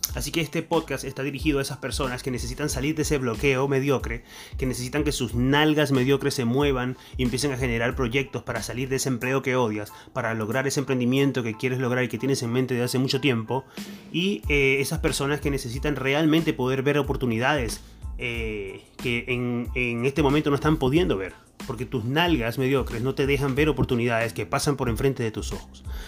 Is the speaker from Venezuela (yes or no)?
yes; Venezuela; accent: Venezuelan; moved away as an adult; now in Argentina; Yo soy venezolano, como pudieron notar en mi acento